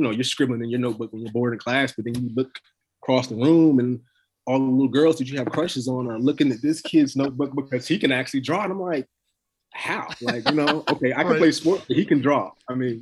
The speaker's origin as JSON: {"language": "English", "region": "North Carolina", "country": "United States", "tie": "born or raised there", "said": "I was born in North Carolina. All my family's in North Carolina."}